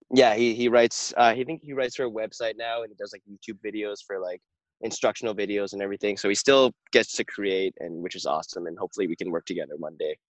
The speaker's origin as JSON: {"language": "English", "town": "Vancouver", "region": "British Columbia", "country": "Canada", "said": "I'm from Vancouver, BC"}